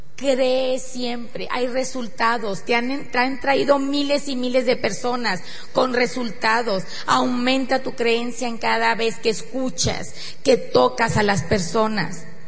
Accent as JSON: {"language": "Spanish", "region": "northern Mexico", "country": "Mexico", "said": "somos mexicanos, que somos del norte"}